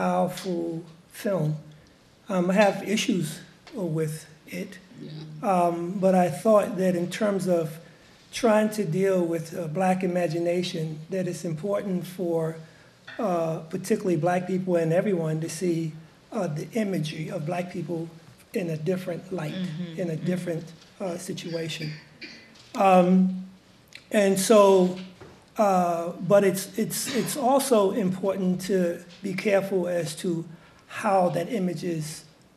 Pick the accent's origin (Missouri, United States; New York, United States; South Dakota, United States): New York, United States; New York City; I'm from Harlem